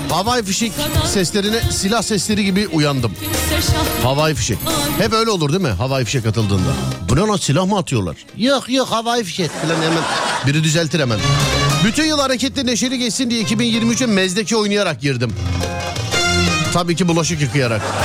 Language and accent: Turkish; Istanbul, Turkey; ben İstanbul Şişliliyim